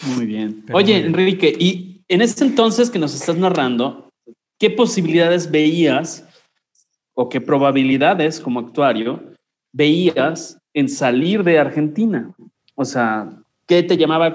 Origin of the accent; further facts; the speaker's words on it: Mexico; como mexicano